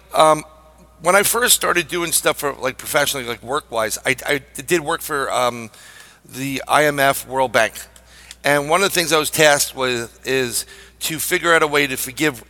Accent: New York City, New York, United States; I'm a New Yorker

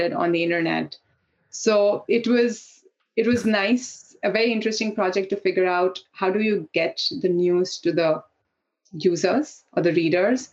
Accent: India; moved away as an adult; growing up in India

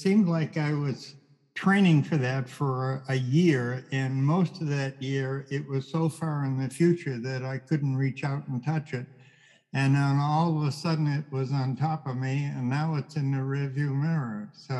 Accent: Boston, Massachusetts, United States; moved away; I came from Boston

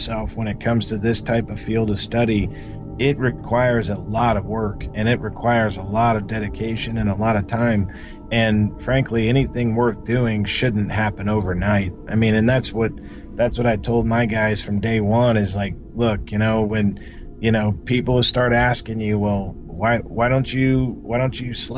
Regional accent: Kansas City, Missouri, United States; I'm born and raised in Kansas City

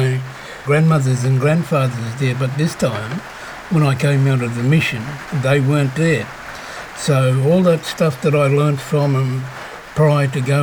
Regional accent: Noongar country, Western Australia, Australia; I was born in Noongar, which is Goreng country, and I also have connection to Menang country and Wadjuri country.

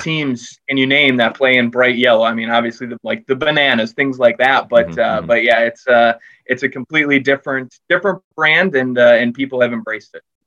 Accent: Wisconsin, United States; now in Chicago, United States; I grew up in Wisconsin

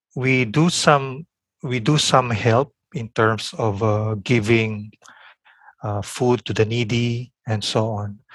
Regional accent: Philippines; my own Philippine context, you know, as a Filipino in Asia

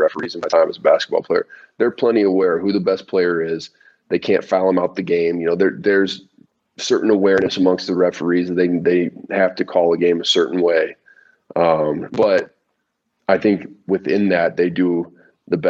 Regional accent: United States; I'm an American boy.

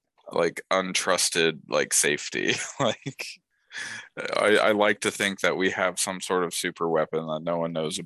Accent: Ohio, United States; that's my home state.

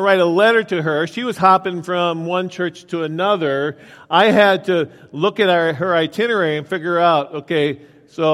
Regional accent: Willmar, Minnesota, United States; I was out working out in Wilmer, Minnesota, my hometown

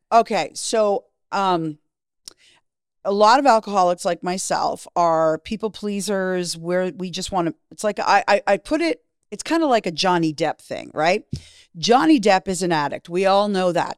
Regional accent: Canada; moved away as an adult; also born or lived in Miami; Growing up in Canada, it was all hockey

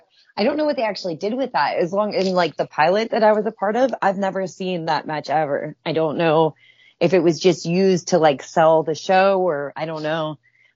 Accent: Pittsburgh, Pennsylvania, United States; moved away as an adult; now in California, United States; I'm also from Pittsburgh.

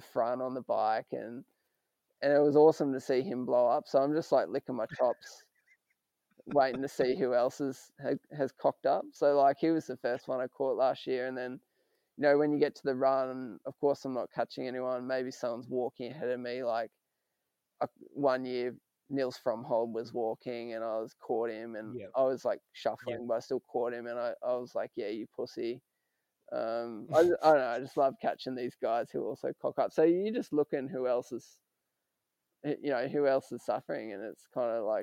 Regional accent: Australia; as an Aussie

